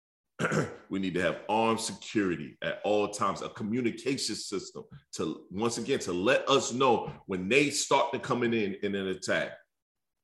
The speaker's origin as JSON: {"language": "English", "town": "Detroit", "region": "Michigan", "country": "United States", "also_born_or_lived": "the South", "moved": "yes", "said": "I'm from Detroit, but I'm been in the South too long."}